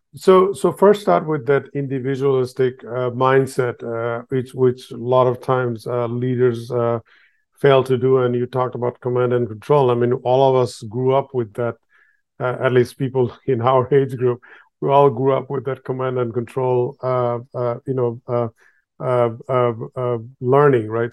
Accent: Bangladesh; I was born in Bangladesh

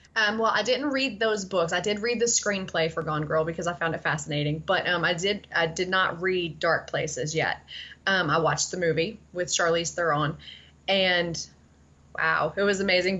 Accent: Tennessee, United States; I grew up in Tennessee

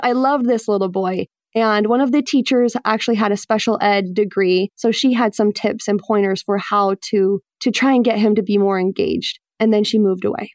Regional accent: Mesa, Arizona, United States; moved away as an adult; also born or lived in Utah / Buffalo, New York; now in Boston, United States; I grew up in Arizona, Mesa, Arizona, which is kind of like a mini Utah

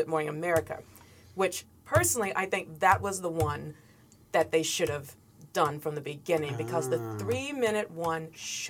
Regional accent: Chattanooga, Tennessee, United States; moved away; I am from Tennessee. I'm from Chattanooga.

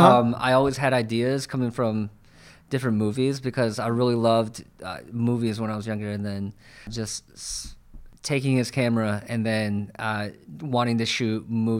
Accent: New York, United States; now in San Francisco Bay Area, United States; Yeah, I'm from New York, actually. And so I came out to the Bay about 5 years ago.

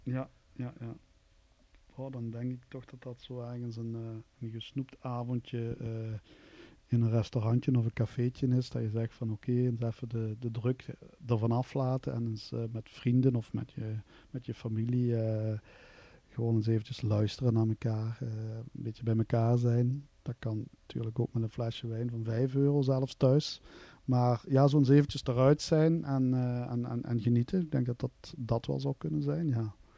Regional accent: Kanne, Flanders, Belgium; Ik ben van kan, kan afkomstig aan de grens bij Maastricht

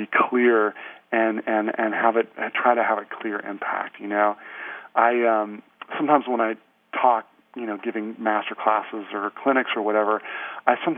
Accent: Santa Cruz, California, United States; moved away as an adult; I grew up in Santa Cruz, California

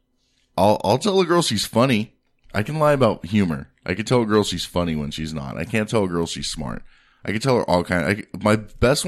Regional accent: San Diego, California, United States; I'm from San Diego

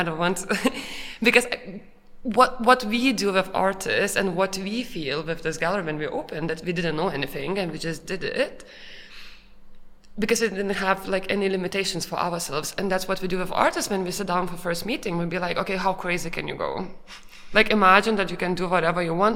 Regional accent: Lithuania; now in Vienna, Austria; we came from Lithuania, all three of us from Lithuania

